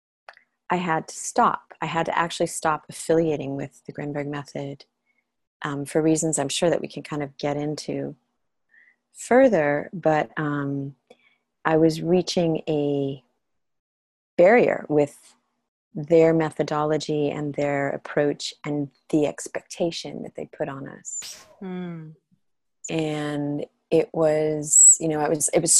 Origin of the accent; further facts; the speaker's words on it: Los Angeles, California, United States; moved away as an adult; also born or lived in Europe; I'm from Los Angeles and from California